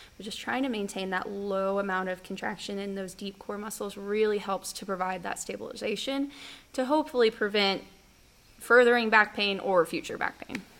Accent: Norman, Oklahoma, United States; I'm from Norman, Boomer Sooner, almost born and raised. I um, went to school here for all of high school, all of college

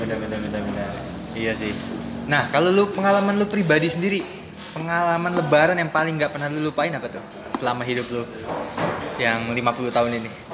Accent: East Kalimantan, Indonesia; Gue sebenarnya orang Kalimantan Timur

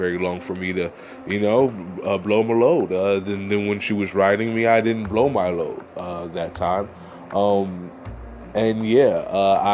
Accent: New York, United States; I am from New York in America

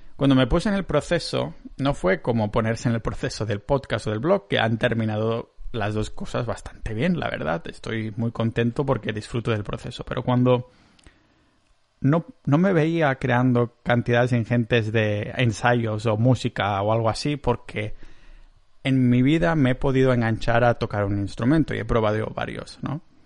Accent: Catalonia, Spain; accent: Catalan; tengo un acento catalán de la hostia

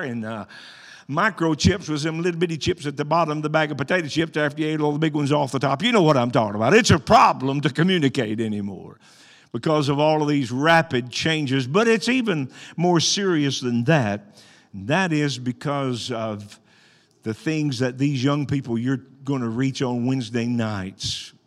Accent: Arkansas, United States; I was born and raised in Arkansas.

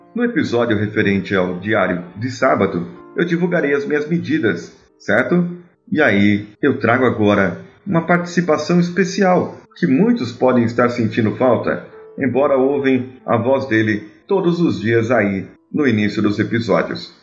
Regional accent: São Paulo, Brazil; sou paulistano

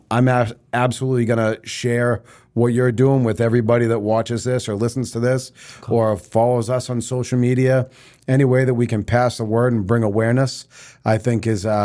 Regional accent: North Andover, Massachusetts, United States; What's funny is I grew up in North Andover.

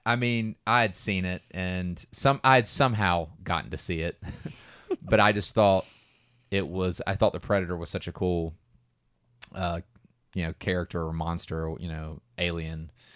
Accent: Georgia, United States; we are from Georgia

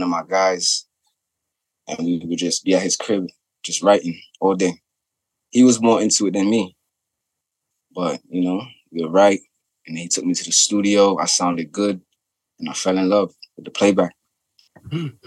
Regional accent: New York City, New York, United States; moved away; also born or lived in Arizona; I'm from New York

